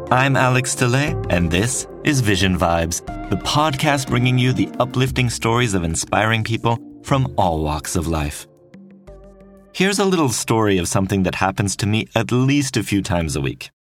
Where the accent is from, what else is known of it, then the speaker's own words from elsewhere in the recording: French-speaking part of Switzerland, Romandy, Switzerland; English is a second language; moved away; Back in my home country, I'm from the French-speaking part of Switzerland, we had mandatory German and English lessons in school.